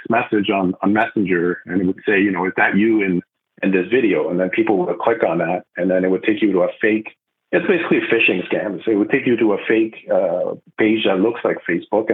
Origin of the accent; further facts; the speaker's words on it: Montreal, Quebec, Canada; first language French; English is a second language; moved away as an adult; now in Vancouver, Canada; I'm originally from the East Coast, Montreal, so I'm a French speaker